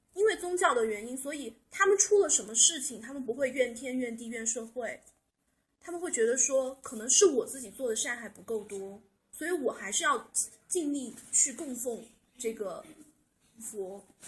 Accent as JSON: {"language": "Chinese", "country": "China", "said": "我们中国人去那边都是去 去寺庙里面拜"}